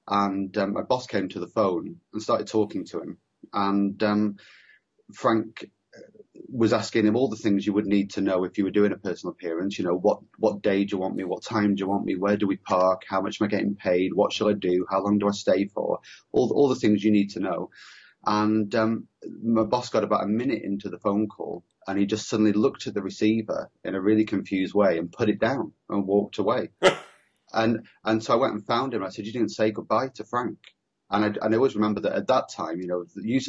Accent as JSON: {"language": "English", "town": "Preston", "region": "North West England", "country": "United Kingdom", "tie": "born or raised there", "said": "I grew up in the Northwest as well. I grew up in Preston"}